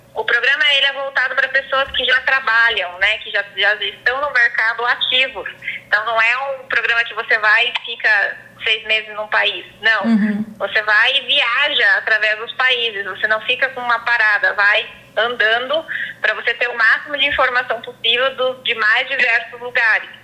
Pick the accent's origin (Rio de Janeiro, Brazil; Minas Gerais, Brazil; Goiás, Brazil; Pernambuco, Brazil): Goiás, Brazil; Chapadão do Céu; moved away as an adult; now in Água Boa, Brazil; eu já, já havia me mudado é, da minha cidade natal, é, Chapadão do Céu, para uhum. Água, Água, Água Boa, Mato Grosso